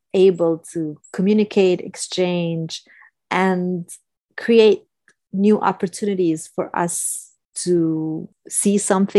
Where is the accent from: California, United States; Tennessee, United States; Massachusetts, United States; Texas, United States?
California, United States; I'm a Californian and I love California, but I've also never been to Big